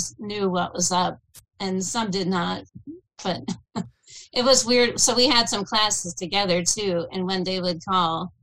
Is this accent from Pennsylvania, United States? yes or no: yes; Pittsburgh, Pennsylvania, United States; now in Harrisburg, United States; I'm outside Harrisburg now, but I'm born and raised in Pittsburgh. I'm a Pittsburgh girl through and through, black and yellow